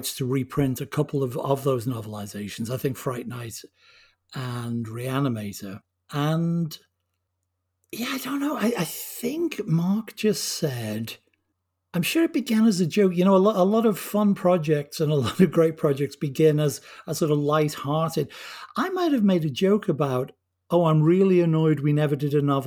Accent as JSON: {"language": "English", "region": "England", "country": "United Kingdom", "said": "I'm English."}